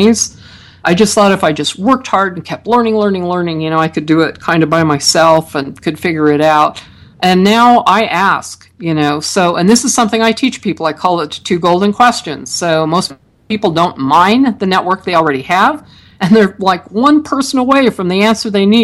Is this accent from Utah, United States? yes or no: yes; Utah, United States; they said I was from the Midwest. I kept telling them that Utah's in the West.